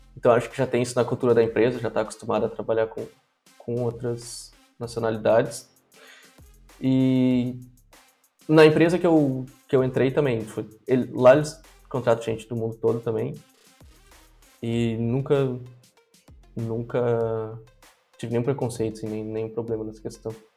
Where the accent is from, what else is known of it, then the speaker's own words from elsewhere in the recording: Brazil; Nunca saí do Brasil